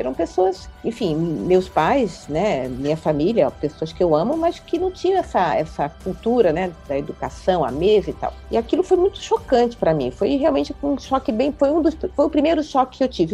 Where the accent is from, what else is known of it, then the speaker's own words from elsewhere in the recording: Rio de Janeiro, Brazil; moved away as an adult; now in São Paulo, Brazil; Eu, eu nasci no Rio de Janeiro, numa família de baixa renda